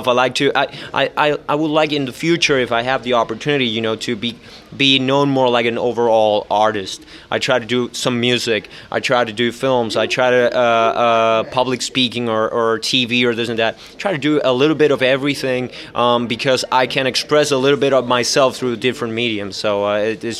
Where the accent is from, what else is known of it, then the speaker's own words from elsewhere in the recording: Puerto Rico; I'm from Puerto Rico